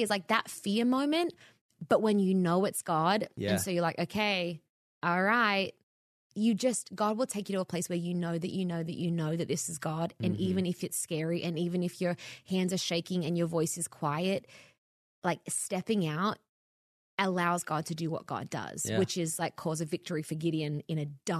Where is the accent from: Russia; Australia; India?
Australia; now in Los Angeles, United States; I moved to LA from Australia to be in ministry, not media.